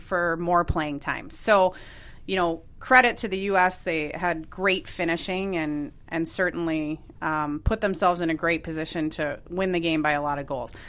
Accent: Minneapolis, Minnesota, United States; moved away as an adult; also born or lived in Evanston, Illinois / Santa Clara, California; now in Chicago, United States; I grew up in Minneapolis

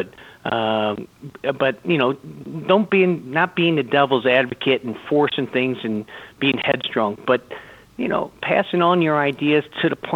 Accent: St. Louis, Missouri, United States; I grew up in St. Louis, Missouri

